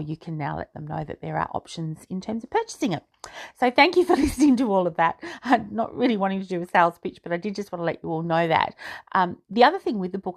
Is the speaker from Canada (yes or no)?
no; Australia; which I am, being Australian